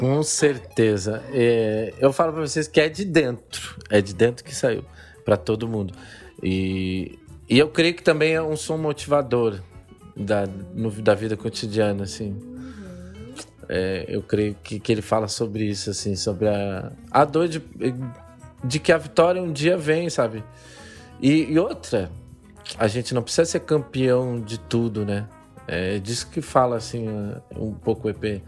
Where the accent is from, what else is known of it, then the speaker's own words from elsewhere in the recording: Gaúcho, Rio Grande do Sul, Brazil; eu sou gaúcho